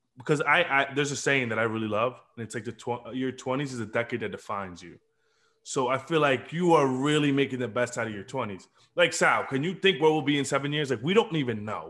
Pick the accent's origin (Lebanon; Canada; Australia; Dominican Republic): Dominican Republic; now in United States; I was born in Dominican Republic